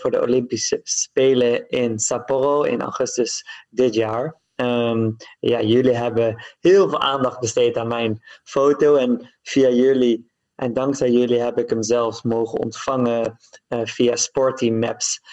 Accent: Netherlands; Ik ben een marathonloper uit Nederland

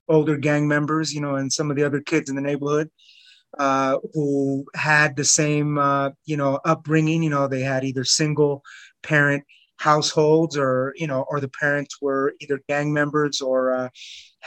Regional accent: Los Angeles, California, United States; also born or lived in North Hills, Los Angeles; I grew up in East Los Angeles.

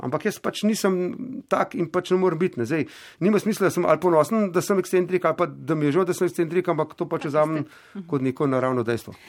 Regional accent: Slovenia

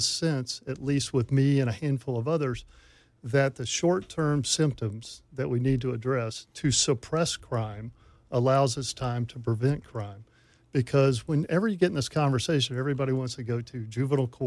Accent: Memphis, Tennessee, United States; This is my hometown

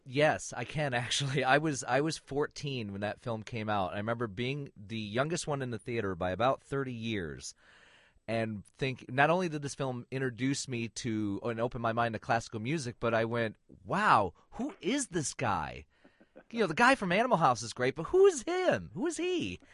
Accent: Flint, Michigan, United States; moved away; I grew up in Flint.

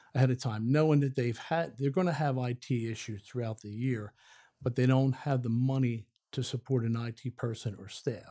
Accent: outside of Philadelphia, Pennsylvania, United States; moved away as an adult; now in Forest, United States; I'm actually from outside of Philadelphia, Pennsylvania.

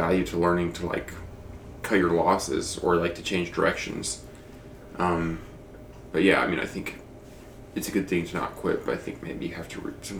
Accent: Wyoming, United States; And so growing up in Wyoming, it's taught me that, or I've learned, or I've accepted that, hey, I'm from Wyoming, and these are things that people are from Wyoming do. And this is partially who I am because of where I'm from.

